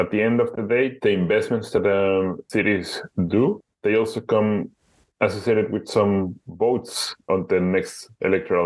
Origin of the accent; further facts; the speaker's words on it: Guadalajara, Jalisco, Mexico; moved away as an adult; also born or lived in Budapest, Hungary; now in Amsterdam, Netherlands; My hometown, Guadalajara, it is a city of 5.3 million inhabitants. It is the second or third largest city in Mexico